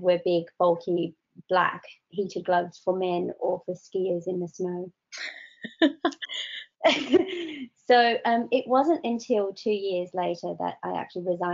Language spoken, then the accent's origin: English; Australia; now in United Kingdom; I come from Australia, so I know what it's like in 45 degrees